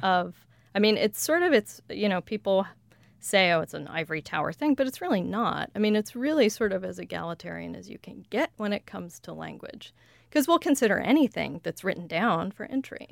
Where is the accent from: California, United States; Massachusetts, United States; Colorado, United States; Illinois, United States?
Colorado, United States; outside of Denver; accent: general Western American; first language English; I grew up outside of Denver, but I grew up speaking what's called general Western dialect